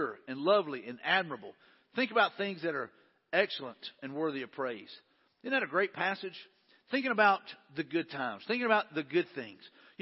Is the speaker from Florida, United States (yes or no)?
no; Mobile, Alabama, United States; also born or lived in Jackson, Alabama / Wagarville, Alabama; I was born in Jackson, Alabama, raised in, you know, Wagerville until the second grade. Then we moved to Mobile.